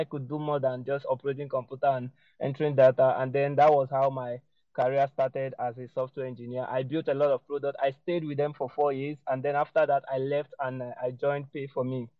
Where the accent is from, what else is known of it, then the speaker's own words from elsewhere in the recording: Anambra, Nigeria; So I was born in Nigeria, in Anambra State. That's a state in Nigeria. And I schooled there.